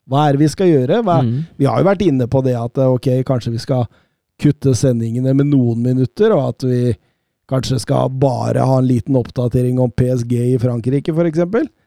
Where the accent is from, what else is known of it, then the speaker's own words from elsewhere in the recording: Rjukan, Vestfold og Telemark, Norway; Eh, og så blir det litt opp i fjellheimen hjemme på Rjukan, tenker jeg.